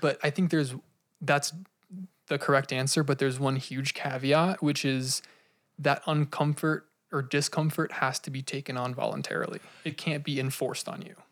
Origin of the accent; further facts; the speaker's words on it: United States; as Americans, don't have a very solidified grieving process